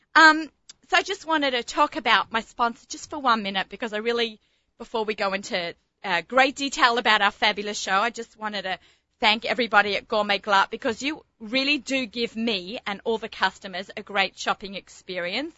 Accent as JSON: {"language": "English", "country": "Australia", "moved": "yes", "said": "my love of being an Australian"}